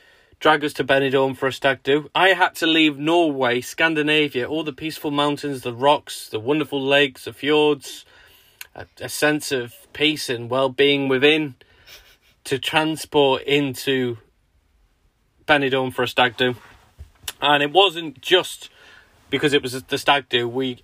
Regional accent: Chester, North West England, United Kingdom; moved away as an adult; also born or lived in New Brighton, Wirral; now in Sussex, United Kingdom; We're from like the northwest, Chester, Ellesmereport, that sort of way, near the Wirral. Our house was on the Wirral, New Brighton, just opposite Liverpool.

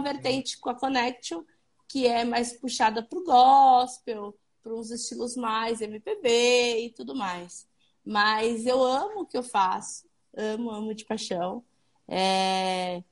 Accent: Santo André, São Paulo, Brazil; eu sou do ABC, eu sou de Santo André

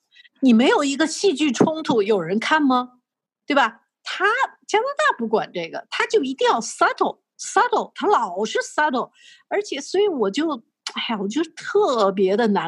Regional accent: China; now in Canada; 因为我从大陆过来嘛，因为你知道大陆生活过的都是大起大落的那种生活

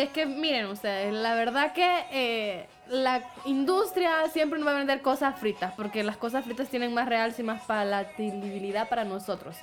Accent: Honduras; Ese es nuestro carbohidrato como cultura hondureña

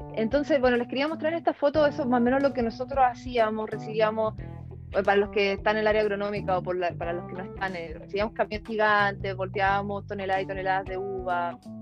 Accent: Chile; moved away as an adult; also born or lived in United States / Australia / Germany; soy ingeniero agrónomo salí de Chile

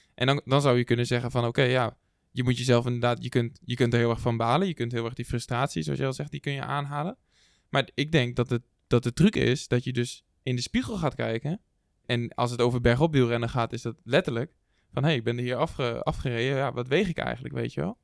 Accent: Netherlands; wij als Nederlanders

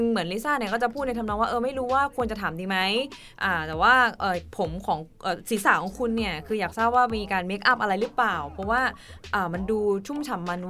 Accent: Thailand; เราคนไทย

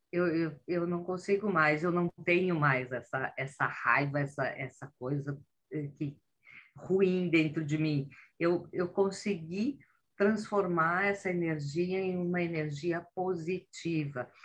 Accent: Brazil; moved away as an adult; now in Italy; quando eu tinha 44 anos, eu fiz uma grande mudança, que eu saí do Brasil e vim parar na Itália

